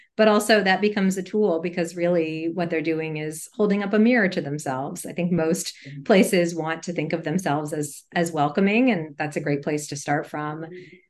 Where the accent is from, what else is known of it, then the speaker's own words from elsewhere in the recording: Montgomery County, Maryland, United States; also born or lived in Atlanta, Georgia; I grew up in uh, a suburb of Washington, D.C., in Montgomery County, Maryland